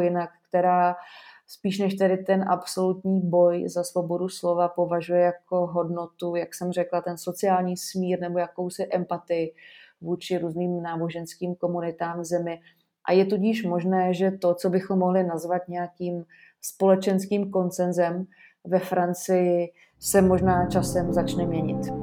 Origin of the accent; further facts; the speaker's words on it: Czechia; my jako Češi